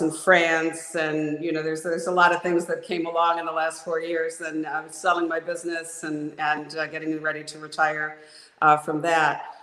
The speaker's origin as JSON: {"language": "English", "region": "Oregon", "country": "United States", "tie": "born or raised there", "moved": "yes", "said": "I was born in Oregon"}